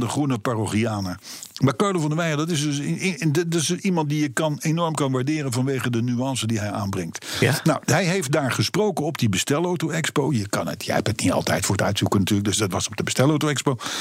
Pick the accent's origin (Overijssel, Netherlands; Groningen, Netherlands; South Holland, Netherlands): South Holland, Netherlands; Voorschoten; ik ben geboren en getogen in de Johan Willem Friesolaan te voorschoten op nummer 51